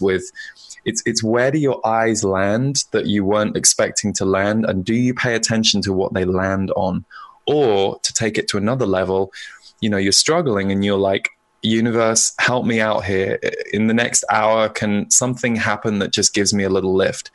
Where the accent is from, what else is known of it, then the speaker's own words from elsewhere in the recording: United Kingdom; now in United States; as a British person living in America